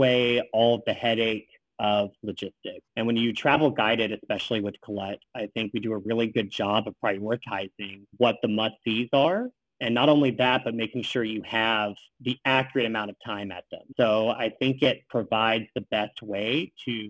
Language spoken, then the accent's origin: English; Southeast, United States; now in Washington, D.C., United States; originally, I'm from the Southeast.